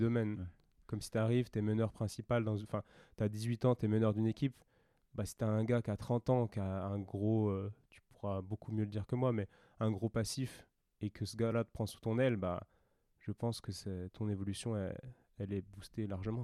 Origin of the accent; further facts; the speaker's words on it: France; en tant que Français qui a fait une école d'ostéo